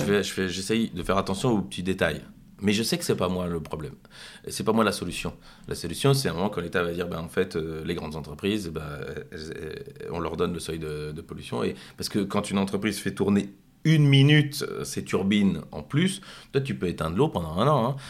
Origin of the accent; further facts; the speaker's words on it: Brussels, Brussels-Capital Region, Belgium; en tant que Bruxellois